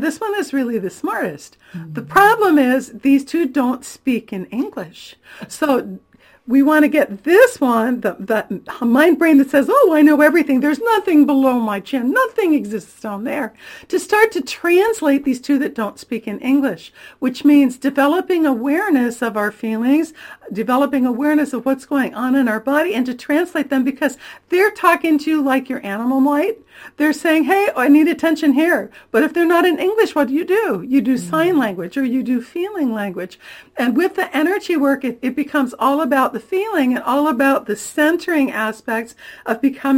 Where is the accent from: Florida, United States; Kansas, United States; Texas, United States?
Florida, United States; born there; now in California, United States; Well, I've lived in a lot of places. I was born in Florida, my brother in Georgia, my sister in Ohio. We lived in Missouri and a long time in Michigan. But I've been in California since 1983, and I'm thrilled to call it my home